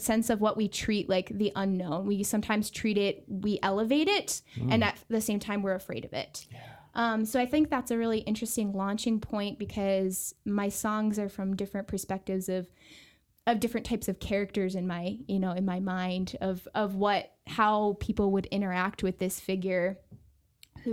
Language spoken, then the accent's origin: English; Buffalo, New York, United States; moved away as an adult; now in El Paso, United States; I'm from Buffalo, New York, which is right in Western New York on the Great Lakes, very close to Canada